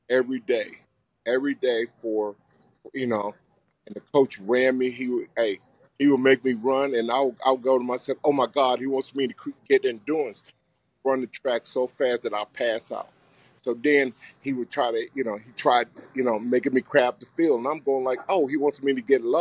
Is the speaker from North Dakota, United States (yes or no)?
no; Gladys, Virginia, United States; Town segregated, it's still segregated, but you know it was just you know, but everybody was poor